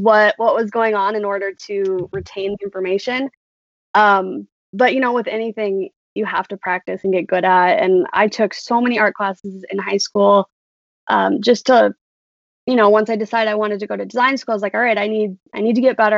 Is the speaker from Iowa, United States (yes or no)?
yes; Urbandale, Iowa, United States; born and raised in Urbandale, Iowa.